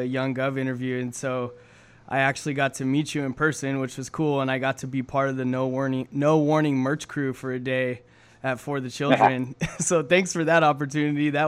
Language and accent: English; California, United States; I've lived here my whole life.